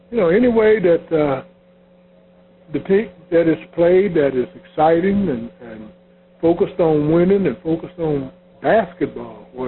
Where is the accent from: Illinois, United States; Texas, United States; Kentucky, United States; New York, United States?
Kentucky, United States; Louisville; I was from Louisville, Kentucky